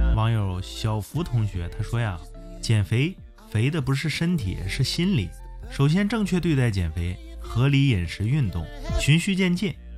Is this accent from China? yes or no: yes; Harbin, Heilongjiang, China; 因为它发生在我的老家呀，黑龙江哈尔滨